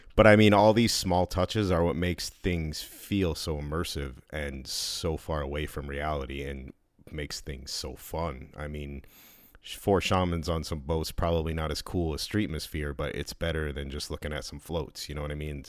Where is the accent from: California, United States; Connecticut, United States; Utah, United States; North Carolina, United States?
Connecticut, United States; I'm from Connecticut, and we have awesome pizza here